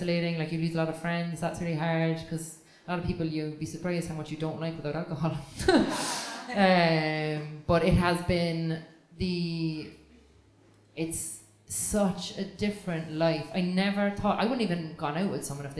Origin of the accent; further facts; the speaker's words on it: Ireland; as an Irish woman